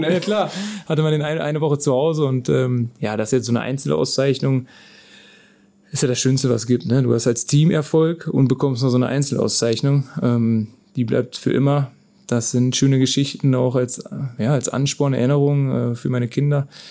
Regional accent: Krechting, North Rhine-Westphalia, Germany; das ist ein kleiner Ort, wo ich geboren bin

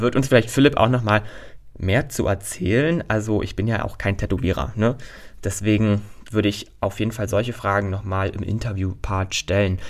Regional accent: Berlin, Germany; Berlin ist meine Heimat

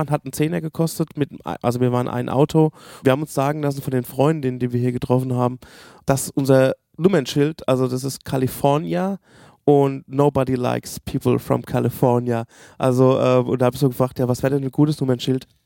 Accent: Berlin, Germany; wir kommen aus Berlin, ah, ich habe

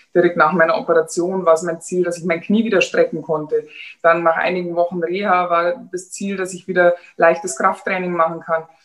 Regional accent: Germany; bei uns in Deutschland

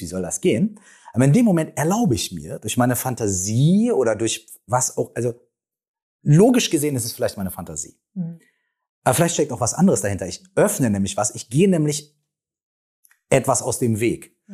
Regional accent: Minden, North Rhine-Westphalia, Germany; wir kommen beide aus der gleichen Stadt. Wir kommen aus Minden

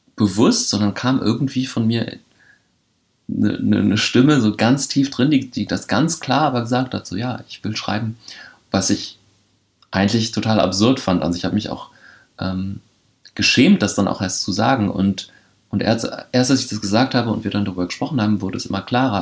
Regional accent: Bremen, Germany; moved away; ich bin in Horn aufgewachsen, an der Grenze mit Oberneuland

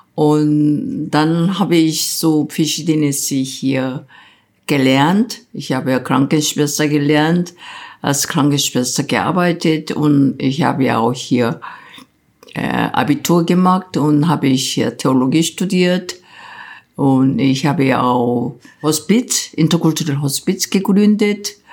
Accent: South Korea; German is a second language; moved away as an adult; also born or lived in Bonn, Germany; now in Berlin, Germany; Wenn ich in Korea geblieben wäre

